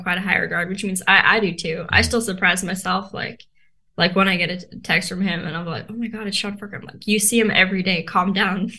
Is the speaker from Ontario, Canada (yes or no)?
no; Vancouver, British Columbia, Canada; also born or lived in South Africa; So we moved here. Um, I went to school here. So my whole life has kind of been in Vancouver.